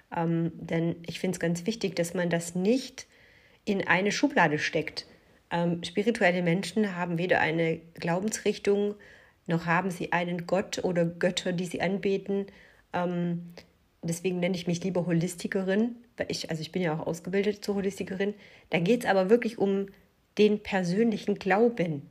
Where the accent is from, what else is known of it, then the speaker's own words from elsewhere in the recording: Germany; ich bin äh, in Deutschland geboren, mein Vater ist Italiener, äh, in Italien geboren, ich bin in Deutschland aufgewachsen